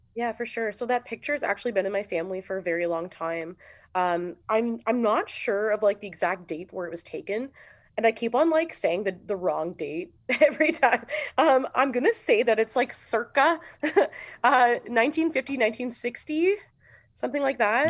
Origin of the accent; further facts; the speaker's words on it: Sudbury, Ontario, Canada; moved away; growing up here was cool.